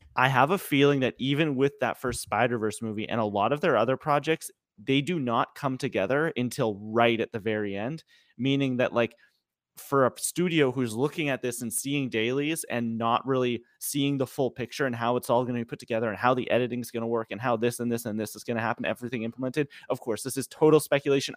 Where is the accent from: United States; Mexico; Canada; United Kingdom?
Canada; I'm Canadian